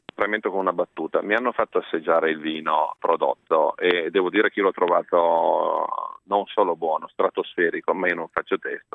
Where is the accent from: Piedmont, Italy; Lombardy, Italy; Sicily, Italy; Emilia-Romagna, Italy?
Piedmont, Italy; Monferrato; essendo piemontese, di collina, tra l'altro, io sono originario del Monferrato